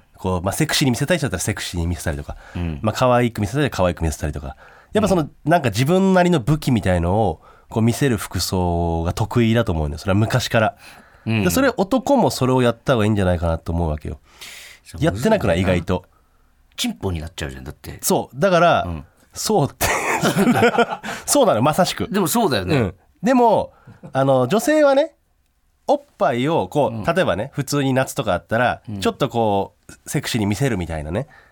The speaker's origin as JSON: {"language": "Japanese", "region": "Hokkaido", "country": "Japan", "tie": "born or raised there", "said": "一応北海道出身だから"}